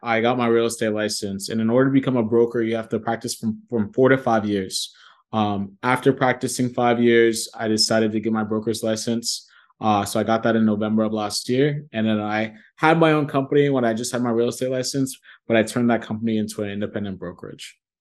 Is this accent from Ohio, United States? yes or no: yes; Columbus, Ohio, United States; also born or lived in New York City / Nigeria (ancestry); now in Dallas, United States; I'm from Columbus, Ohio originally, but I live in Dallas, Texas as we speak.